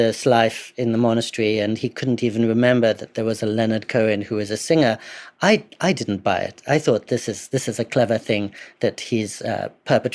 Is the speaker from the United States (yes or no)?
no; England, United Kingdom; I grew up in English boarding schools, a 15th century boarding school in particular